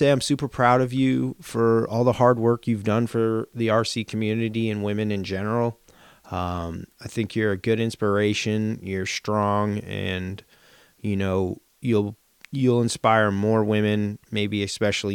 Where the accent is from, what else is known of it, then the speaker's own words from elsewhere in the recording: East Coast, United States; we're from the East Coast